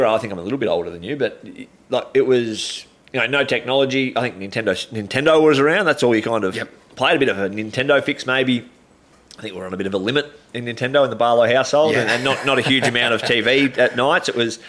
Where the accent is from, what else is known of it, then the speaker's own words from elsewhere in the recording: Shepparton, Victoria, Australia; also born or lived in Kilmore, Victoria; growing up in Shepparton